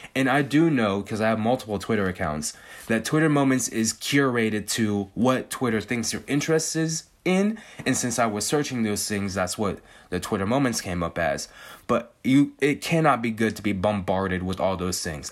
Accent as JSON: {"language": "English", "region": "California", "country": "United States", "tie": "born or raised there", "said": "I've born and raised in California, spent, like, ninety-nine percent of my life in California."}